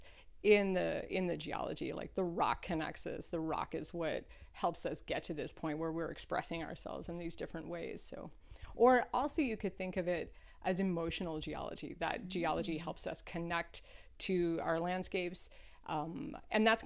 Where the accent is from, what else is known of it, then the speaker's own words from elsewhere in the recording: Nova Scotia, Canada; moved away; I grew up on the East Coast of Canada